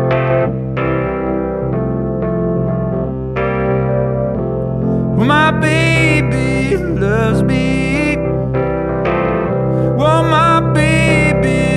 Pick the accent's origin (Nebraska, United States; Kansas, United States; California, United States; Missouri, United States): Missouri, United States; St. Louis; now in New York, United States; I'm from St. Louis